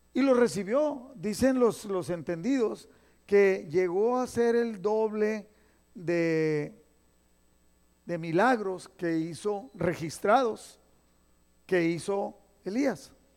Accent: Mexico; moved away; nosotros mexicanos, los que nacimos allá en México y crecimos en la escuela allá

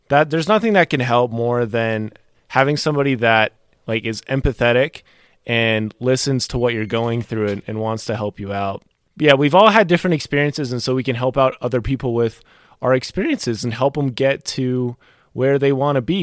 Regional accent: North Carolina, United States; also born or lived in Maryland; I was born in Maryland. I li-, I moved to North Carolina when I was about ten years old

